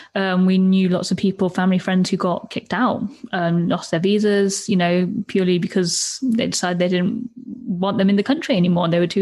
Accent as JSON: {"language": "English", "country": "Turkey", "tie": "born or raised there", "moved": "yes", "said": "I think it's changed a lot over the years as well since I've left. But I remember growing up in Turkey, and my mom and dad used to read, you know, BBC News a lot."}